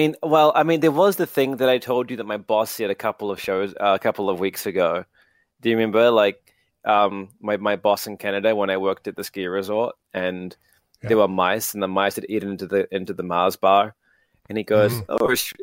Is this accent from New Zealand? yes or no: yes; New Zealand; accent: New Zealand; I'm very interested in the remnants of the ruins of my New Zealand accent as my family would, you know, view it. It's not much of it left, to be honest.